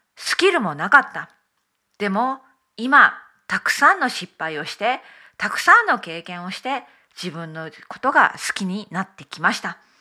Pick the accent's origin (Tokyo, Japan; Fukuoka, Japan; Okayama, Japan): Okayama, Japan; now in United Kingdom; 日本の岡山小さな田舎で生まれました。